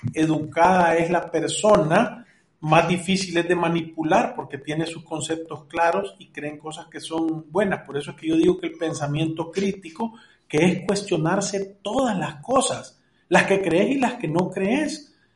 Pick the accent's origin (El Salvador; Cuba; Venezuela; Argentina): El Salvador